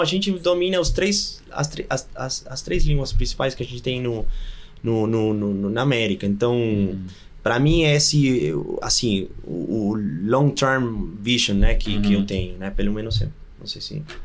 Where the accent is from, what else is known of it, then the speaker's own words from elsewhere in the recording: Argentina; Portuguese is a second language; moved away as an adult; now in Brazil; sou argentino com certeza